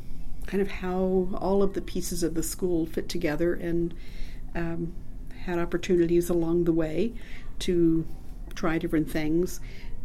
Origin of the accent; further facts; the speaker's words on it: Long Island, New York, United States; moved away as an adult; also born or lived in Massachusetts / New Hampshire / Northern California / Georgia; I grew up on Long Island in New York.